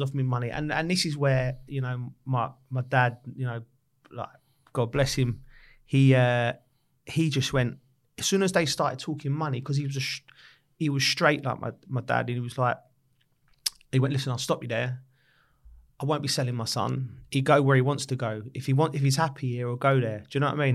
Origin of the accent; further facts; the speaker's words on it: London, United Kingdom; also born or lived in Lisson Green, London; I'm from Camden Town, but went to school just off the Edgware Road